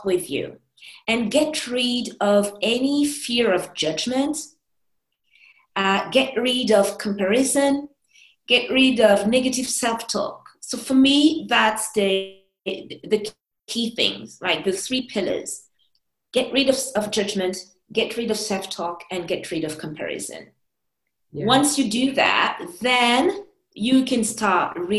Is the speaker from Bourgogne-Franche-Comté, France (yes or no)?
no; Paris, Île-de-France, France; I'm a Parisian, I was born in Paris